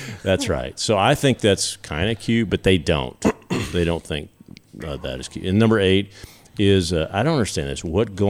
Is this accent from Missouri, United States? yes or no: no; Southern, Texas, United States; accent: Southern; my accent is, and I think that's what they're saying, is the New Yorkers think, oh, well, look at that cute little Southern accent.